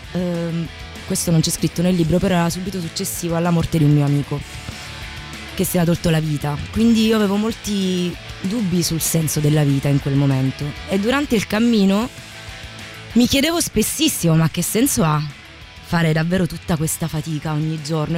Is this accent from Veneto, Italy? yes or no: no; Calabria, Italy; Io sono del sud, sono calabrese.